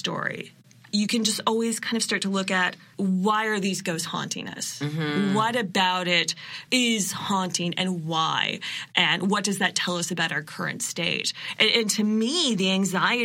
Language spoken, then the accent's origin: English; Canada; being Canadian and from Canada as a settler, our history here as a settler is only so long